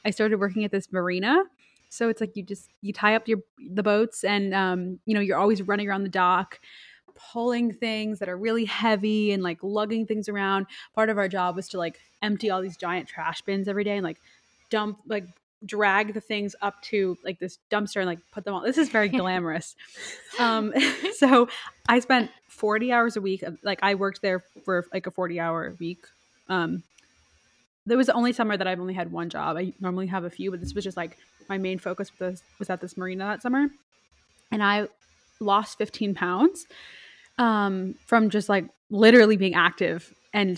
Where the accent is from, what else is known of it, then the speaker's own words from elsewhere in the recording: Rhode Island, United States; now in New York, United States; we're from Rhode Island.